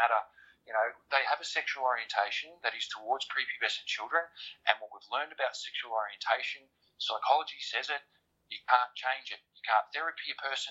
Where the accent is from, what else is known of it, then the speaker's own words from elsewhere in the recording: Australia; I'm an Australian. I've got connections in Australia